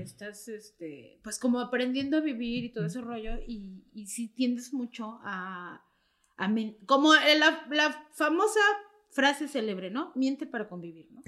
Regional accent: Mexico City, Mexico; ya no vivo, pero soy originaria de la Doctores

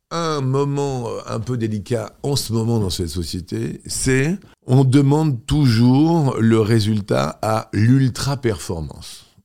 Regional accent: Toulouse, Occitania, France; quand tu arrives de ta province, enfin, moi, je suis arrivé de Toulouse

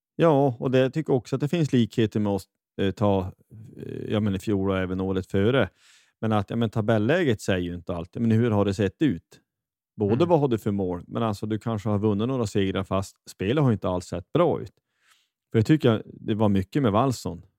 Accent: Västerbotten County, Sweden; now in Kristinehamn, Sweden; jag är ju från, från Västerbotten från början, men är från Kristinehamn

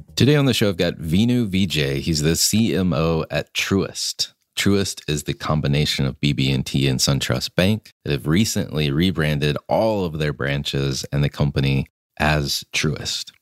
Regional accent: Concord, North Carolina, United States; I grew up twenty miles from here

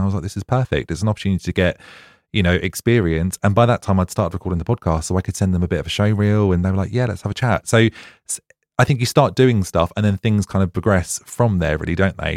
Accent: Ipswich, East of England, United Kingdom; now in Brighton, United Kingdom; I'm from Suffolk originally

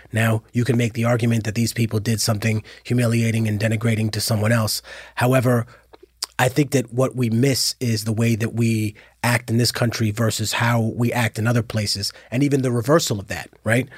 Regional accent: New York City, New York, United States; I'm from Harlem

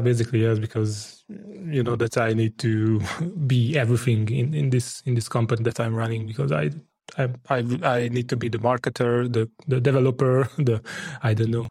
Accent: Hungary; I'm from Hungary.

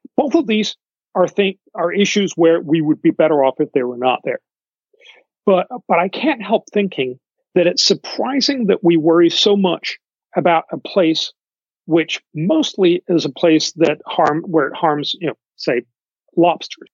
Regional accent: Denmark; I come from Denmark.

